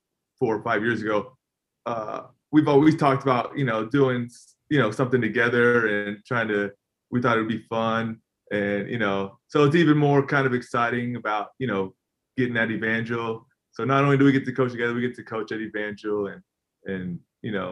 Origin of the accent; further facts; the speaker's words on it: Florence, Kentucky, United States; also born or lived in Durham, North Carolina; I was probably around five when I left, and my dad got a job as a athletic director in Florence, Kentucky. So I pretty much grew up there, like probably 10 minutes from Cincinnati.